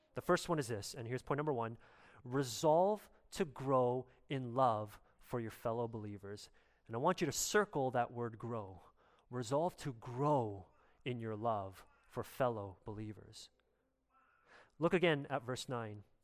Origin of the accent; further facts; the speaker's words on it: Canada; as a Canadian